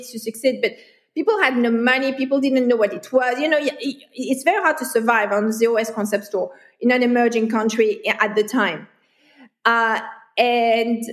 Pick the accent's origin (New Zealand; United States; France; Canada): France; moved away as an adult; also born or lived in Hong Kong; now in Kuala Lumpur, Malaysia; I'm a foreigner. Mm-hmm. And I come from France, which is Western Europe